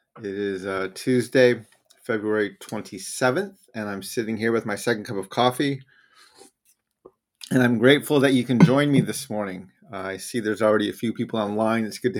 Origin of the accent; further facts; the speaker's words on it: New Mexico, United States; I grew up in New Mexico, right near the Rocky Mountains in the Southwest, where we actually have mountains there.